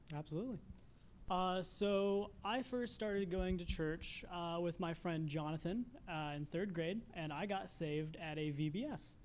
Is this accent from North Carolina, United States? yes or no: no; New Castle, Indiana, United States; moved away as an adult; now in Dayton area, Ohio, United States; I am from Newcastle, Indiana, originally